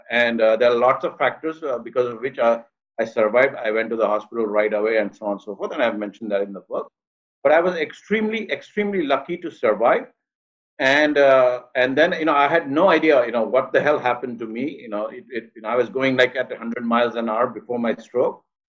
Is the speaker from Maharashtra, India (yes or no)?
yes; Mumbai, Maharashtra, India; moved away as an adult; also born or lived in Cleveland / Boston; now in Washington, D.C., United States; You know, I grew up in India. I was born here in Mumbai. And then I moved to the States as an international student 30 years ago.